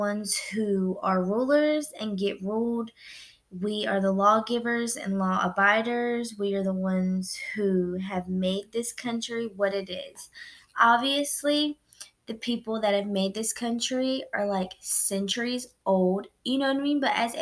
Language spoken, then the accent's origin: English; United States; I was born in the United States. I'm a citizen to the United States